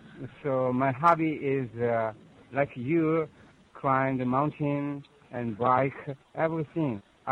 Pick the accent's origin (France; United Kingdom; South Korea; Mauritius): South Korea; also born or lived in Seoul; Yes, I come from Korea. I live in Seoul